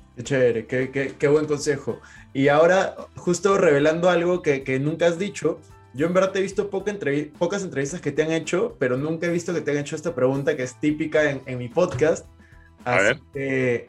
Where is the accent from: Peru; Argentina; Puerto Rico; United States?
Peru; yo, yo soy de Perú